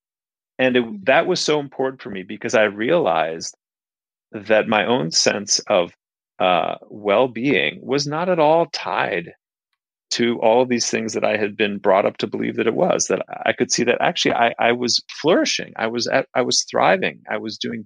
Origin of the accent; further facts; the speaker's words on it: Minneapolis, Minnesota, United States; moved away as an adult; also born or lived in Kathmandu, Nepal; I grew up in Minneapolis in the Midwest